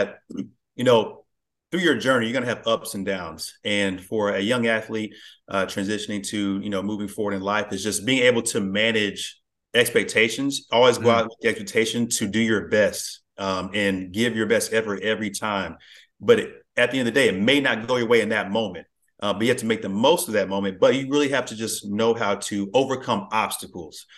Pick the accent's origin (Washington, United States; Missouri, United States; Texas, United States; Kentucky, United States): Texas, United States; Plano; I grew up in Plano. So yeah, this general Dallas area. I've been here pretty much all my life